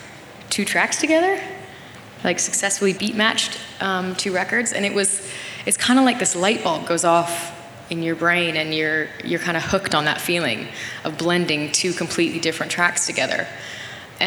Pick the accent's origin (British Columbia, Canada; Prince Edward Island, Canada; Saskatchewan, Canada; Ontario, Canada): British Columbia, Canada; Nelson; I didn't really do that many gigs in my hometown